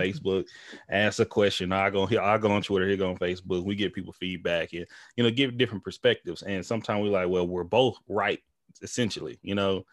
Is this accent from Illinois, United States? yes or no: no; Tyler, Texas, United States; moved away; we're both from East Texas, him and I. We grew up in our small towns. Well, we from the same town, but, you know, Tyler, Texas